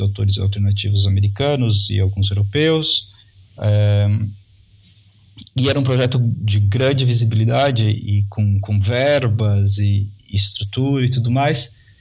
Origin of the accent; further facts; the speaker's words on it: Londrina, Paraná, Brazil; also born or lived in São Paulo; eu sou de Londrina, que é o sul do país, mais próximo do estado de São Paulo. É uma cidade ao uhum. norte do Paraná